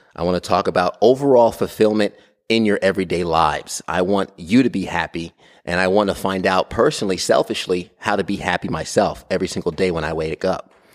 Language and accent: English; Brentwood, New York, United States; I'm from New York, Long Island, New York. I was born and raised in Brentwood.